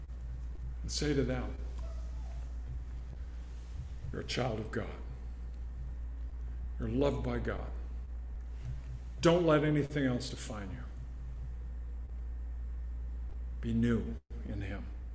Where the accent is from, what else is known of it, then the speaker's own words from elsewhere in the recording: Southern California, United States; also born or lived in Spokane, Washington; growing up in Southern California, junior high and high school